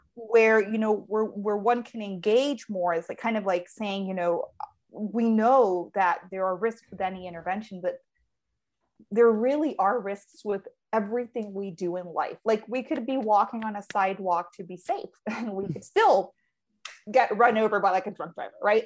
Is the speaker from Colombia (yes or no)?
yes; Colombia; moved away; being born and raised in Colombia